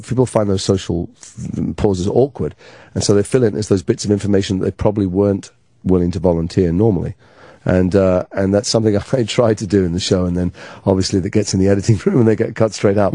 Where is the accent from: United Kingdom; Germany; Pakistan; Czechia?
United Kingdom; Liverpool, North West England; accent: northern; moved away; I'm from Liverpool originally, and so that was my natural accent